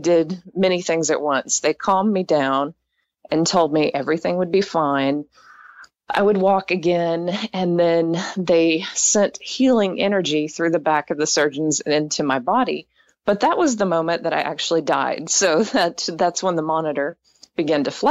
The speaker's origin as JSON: {"language": "English", "region": "East Texas", "country": "United States", "tie": "born or raised there", "said": "I grew up in East Texas, and I was raised in an evangelical home"}